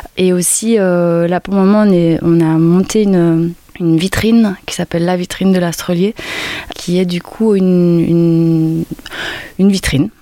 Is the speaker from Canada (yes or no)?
no; Brussels, Brussels-Capital Region, Belgium; moved away as an adult; now in Sète, France; je viens de Belgique, de Bruxelles